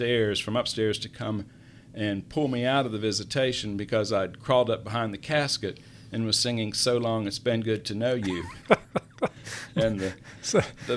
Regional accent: Hendersonville, North Carolina, United States; now in Charlotte, United States; I was born in Hendersonville, North Carolina, and I went straight from the hospital to the funeral home because my dad was the funeral director, and we lived upstairs

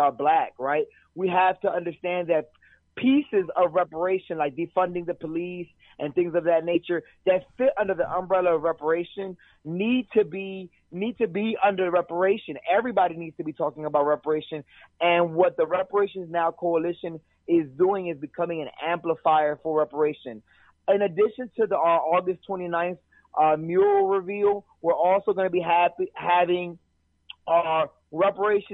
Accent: Camden, New Jersey, United States; now in Washington, D.C., United States; I'm originally from Camden, New Jersey

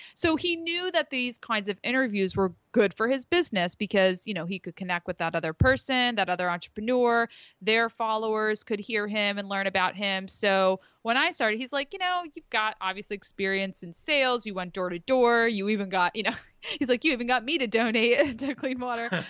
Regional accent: Philadelphia, Pennsylvania, United States; moved away as an adult; now in Rhode Island, United States; grew up in the Philly area, but, uh, transplanted up to Rhode Island

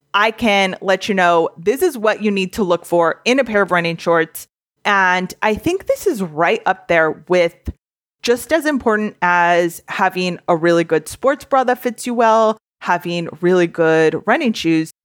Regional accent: Southern California, United States; I grew up in SoCal

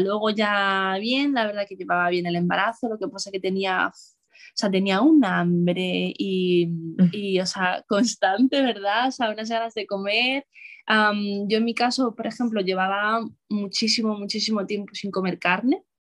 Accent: Madrid, Community of Madrid, Spain; soy de Madrid.

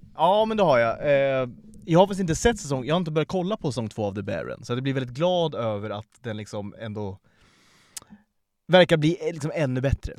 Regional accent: Sweden

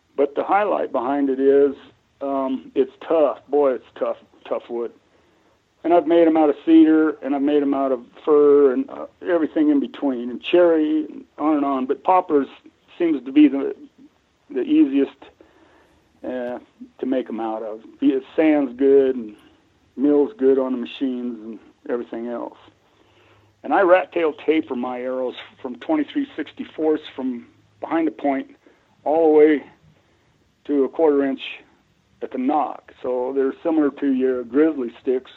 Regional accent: Colorado, United States; I grew up in Colorado. Between Connie and I, my wife, um, we're like nine generations in this state.

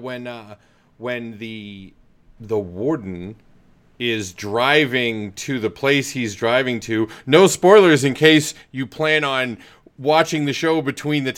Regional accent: Maine, United States; I'm from Maine

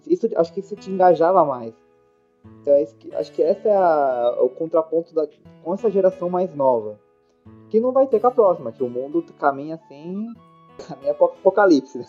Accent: São Paulo, Brazil; Como bom paulistano

